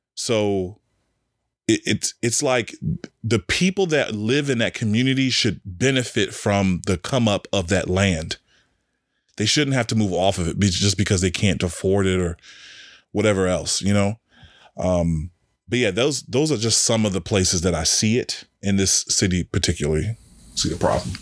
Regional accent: Washington, District of Columbia, United States; now in Richmond, United States; DC, my hometown

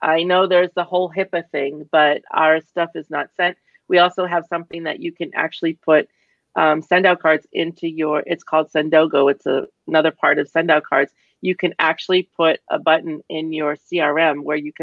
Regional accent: Boston, Massachusetts, United States; I'm from Boston

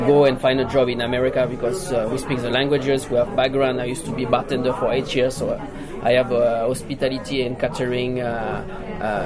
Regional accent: southern France, France; accent: Southern French; English is a second language; I come from the South, so there is a lot of accent, very strong accent in French in the South.

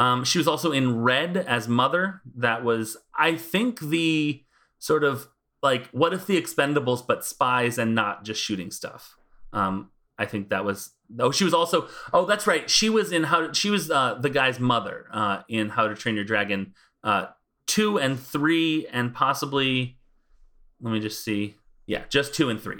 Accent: United States; I'm American

